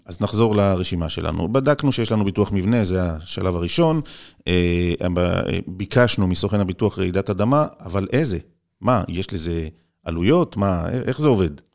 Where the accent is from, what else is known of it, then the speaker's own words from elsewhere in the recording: Israel; אני ישראלי